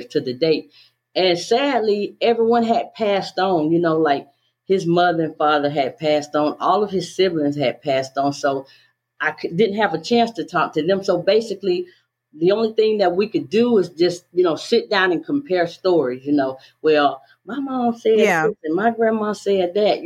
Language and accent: English; the South, United States; accent: Southern; I was born in the South, as you can tell by the accent